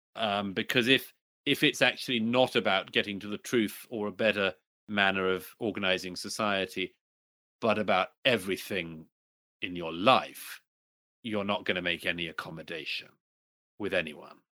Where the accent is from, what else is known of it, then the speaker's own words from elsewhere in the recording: United Kingdom; my home country, in particular in Britain